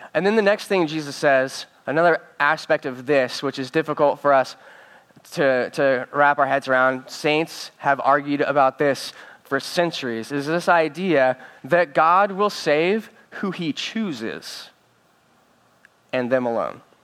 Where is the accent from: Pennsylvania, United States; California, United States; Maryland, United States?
California, United States; Northern; I'm from Northern California